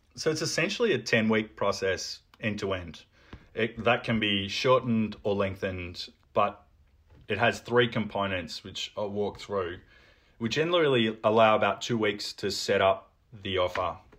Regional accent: Melbourne, Victoria, Australia; I've lived in Melbourne, um, all of my life. I, I grew up in Carlton.

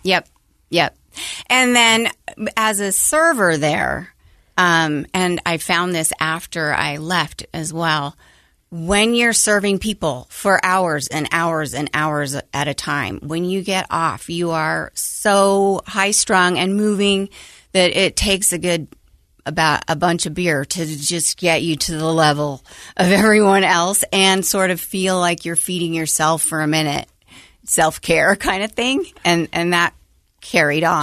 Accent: Logan, Utah, United States; I grew up in Logan, Utah

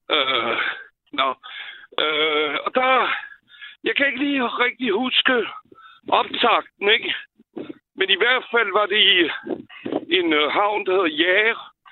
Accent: southwestern France, France; now in Denmark; jeg er født i Sydvestfrankrig

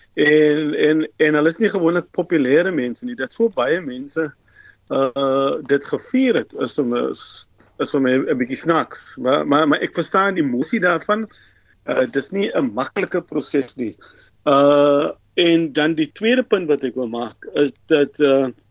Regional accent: South Africa

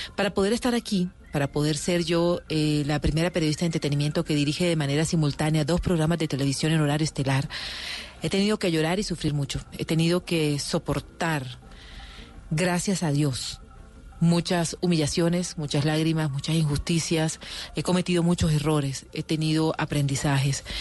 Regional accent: Barranquilla, Atlántico, Colombia; yo soy una mujer, una barranquillera que ha trabajado, que se levanta de sol a sol

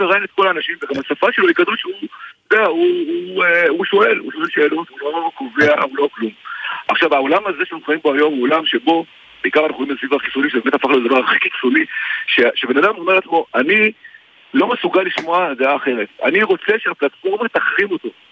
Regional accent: Israel

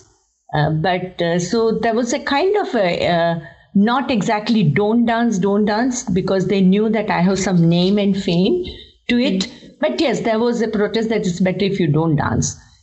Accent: Kolkata, West Bengal, India; moved away as an adult; now in Mumbai, India; I'm from Kolkata, born and raised in Kolkata, and then moved to Mumbai.

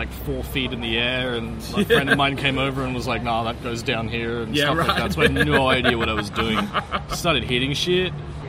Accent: Brisbane, Queensland, Australia; also born or lived in Perth; I grew up in Brisbane. I was born in Perth and moved over when I was 3.

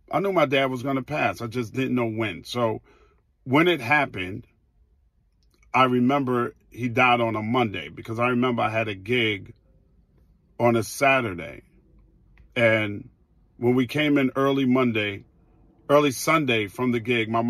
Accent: New York City, New York, United States; I grew up in Queens on 209th Street

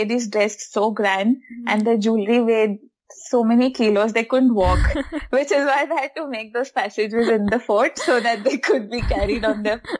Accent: Hyderabad, Telangana, India; It's at least it was pleasanter when I was a kid growing up in Hyderabad. Now it's very hot.

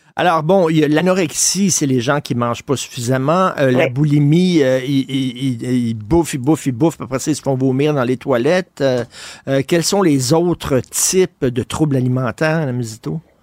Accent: Montreal, Quebec, Canada; moi, j'ai grandi à Verdun, je viens de Verdun

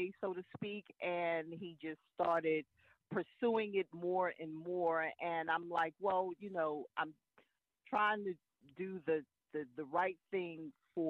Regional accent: New York City, New York, United States; moved away; It is my hometown.

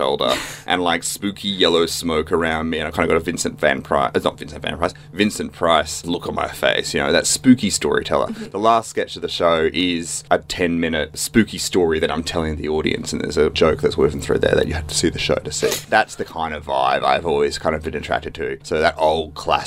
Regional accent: Brisbane, Queensland, Australia; now in Melbourne, Australia; I'm from Brisbane originally. I'm now Melbourne-based.

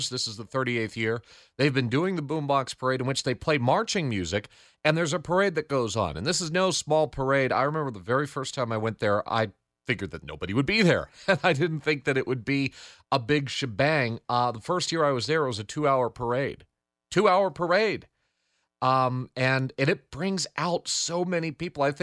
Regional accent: Glastonbury, Connecticut, United States; from Glastonbury, and I'm listening to Spotlight Connecticut with Morgan Cunningham.

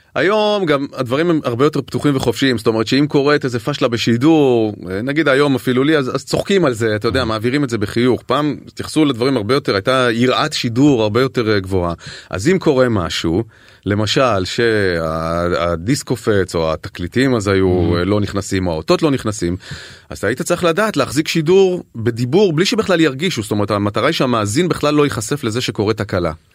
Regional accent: Kiryat Ono, Tel Aviv District, Israel; גדלתי בקריית אונו, שזה פרבר אה, מנומנם של תל אביב

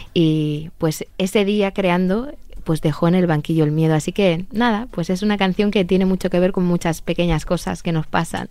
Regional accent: Spain; como españoles somos un pueblo muy fuerte

